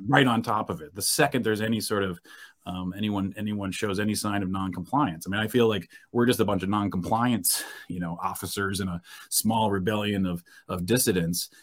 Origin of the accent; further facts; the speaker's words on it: New Hampshire, United States; moved away as an adult; also born or lived in California; left California, got back to my home state of New Hampshire